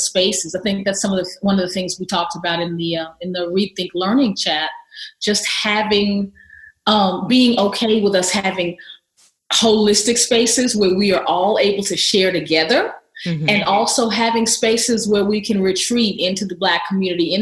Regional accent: the South, United States; a black female growing up in the South

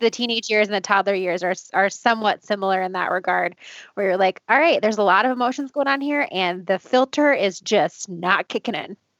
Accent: Boulder, Colorado, United States; I'm from Boulder

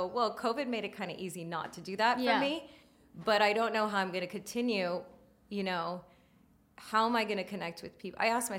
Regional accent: India; Yeah. I'm Indian.

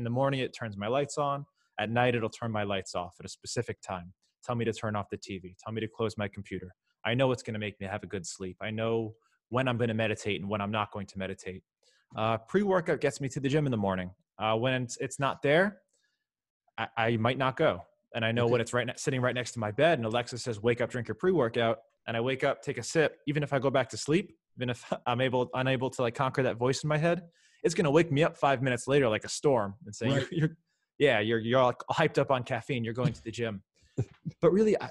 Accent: Miami, Florida, United States; also born or lived in Syracuse, New York; I grew up in Miami

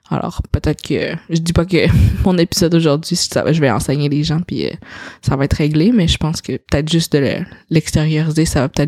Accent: China; French is a second language; je suis une petite chinoise puis euh, ah, je parle donc même bien pour quelqu'un qui vient de la Chine.

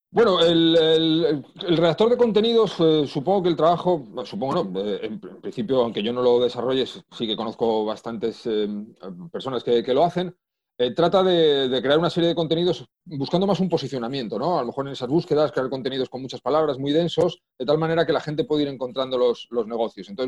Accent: Madrid, Community of Madrid, Spain; born there; accent: Asturian; now in Asturias, Spain; Eh, nací en Madrid, he estado en muchísimos sitios, eh, aunque no me guste nada viajar, pero por, temas de la vida he estado en, en, bastantes sitios viviendo, pero yo nací en Madrid. Ahora llevo varios años ya en Asturias.

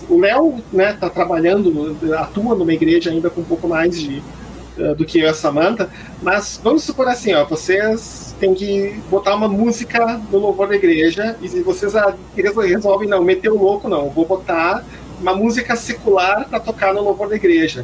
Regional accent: Brazil

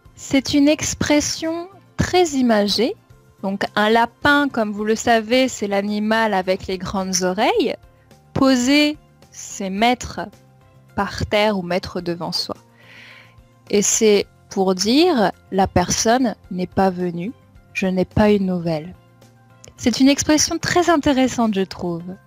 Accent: Champagne-Ardenne, Grand Est, France; La région d'où je viens est très proche de Paris

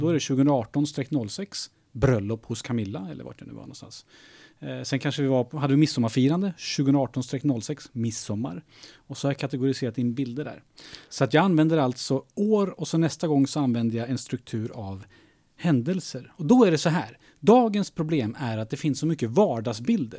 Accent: Skokloster, Uppsala County, Sweden; moved away; Jag är uppväxt i Skokloster.

